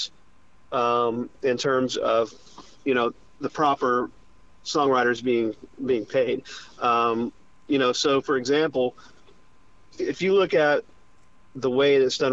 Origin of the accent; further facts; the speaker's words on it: Charlotte, North Carolina, United States; my hometown of Charlotte, North Carolina